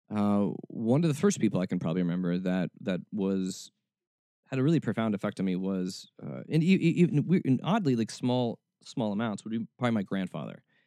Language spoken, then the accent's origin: English; Atlanta, Georgia, United States; also born or lived in Kentucky; I was born in Atlanta, but I moved before I was too old